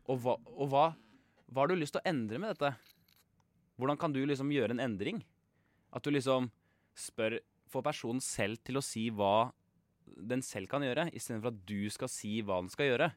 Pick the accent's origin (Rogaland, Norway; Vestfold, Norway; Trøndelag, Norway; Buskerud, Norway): Buskerud, Norway; Kongsberg; now in Oslo, Norway; Vi er jo da fra Kongsberg og har flytta til Oslo